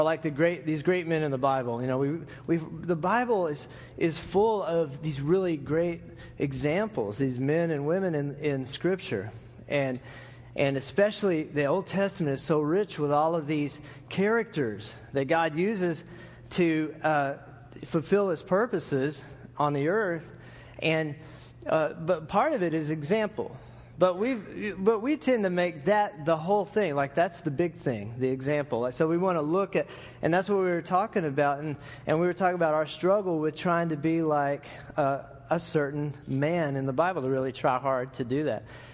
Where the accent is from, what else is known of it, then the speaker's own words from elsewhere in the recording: Lubbock, Texas, United States; I grew up in West Texas